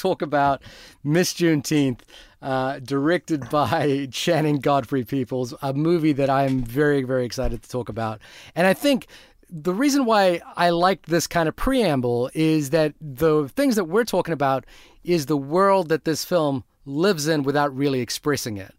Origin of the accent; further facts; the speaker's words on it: New Zealand; also born or lived in Fiji; I come from New Zealand, Fiji before